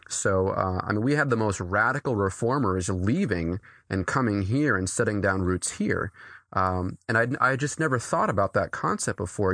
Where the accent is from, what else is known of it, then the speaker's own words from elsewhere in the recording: New Hampshire, United States; I grew up here. Uh, I grew up, uh, right, actually, a, a mile down the street from where I pastor